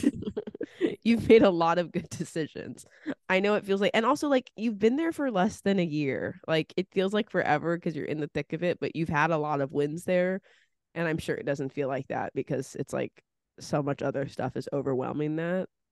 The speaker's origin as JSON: {"language": "English", "region": "California", "country": "United States", "tie": "born or raised there", "also_born_or_lived": "East Coast", "moved": "yes", "said": "Growing up in California"}